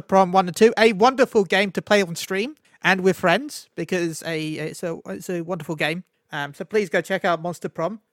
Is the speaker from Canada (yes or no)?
no; London, United Kingdom; I was born in London